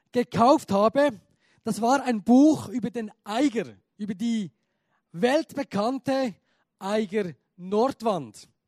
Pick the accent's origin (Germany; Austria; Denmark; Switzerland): Switzerland; Chur, Graubünden; Cool, Kur, ich komme aus Kur, aus dem Graubünden, ein Berner, der in Graubünden ist und jetzt Hochdeutsch spricht, wird schon gehen.